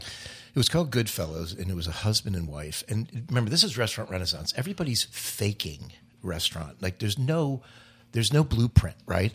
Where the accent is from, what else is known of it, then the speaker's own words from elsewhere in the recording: Cherry Hill, New Jersey, United States; also born or lived in Delaware / Philadelphia; she's from Cherry Hill, New Jersey, and so am